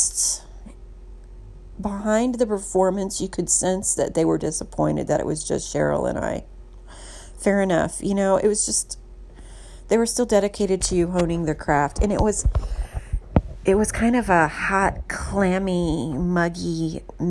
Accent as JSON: {"language": "English", "town": "Indianapolis", "region": "Indiana", "country": "United States", "tie": "born or raised there", "also_born_or_lived": "Texas", "moved": "yes", "lives_now": "San Francisco, United States", "said": "Growing up in the Midwest, before I moved to Texas, there was a St. Paddy's Day parade every year in Indianapolis"}